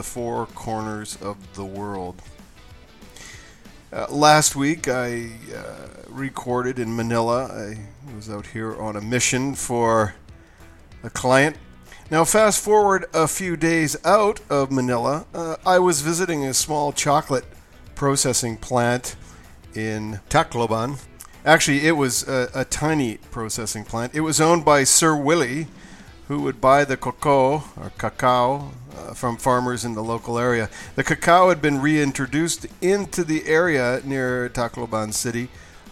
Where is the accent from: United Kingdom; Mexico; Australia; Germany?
Mexico; I'm from Mexico